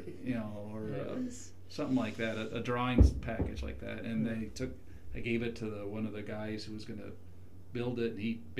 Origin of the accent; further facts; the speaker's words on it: Santa Fe, New Mexico, United States; moved away as an adult; now in Idaho, United States; Well, I grew up in the Santa Fe area.